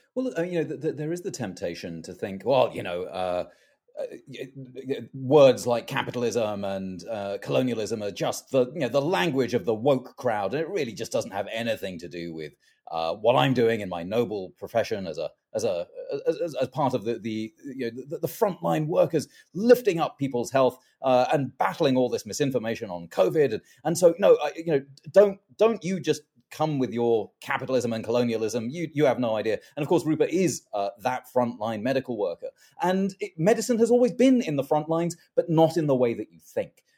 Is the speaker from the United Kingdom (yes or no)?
yes; London, United Kingdom; moved away; I was born in London.